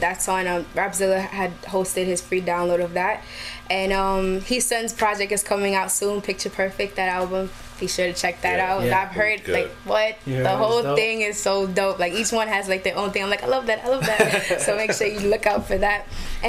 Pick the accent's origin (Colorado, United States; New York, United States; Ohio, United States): New York, United States; New York City; born or raised there